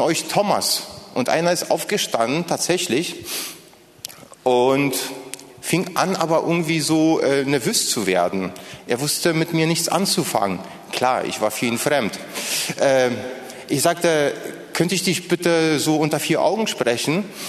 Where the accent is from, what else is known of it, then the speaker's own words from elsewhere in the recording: Poland; first language Polish; German is a second language; now in Berlin, Germany; das waren übrigens meine Landsleute, ich komme ursprünglich aus Polen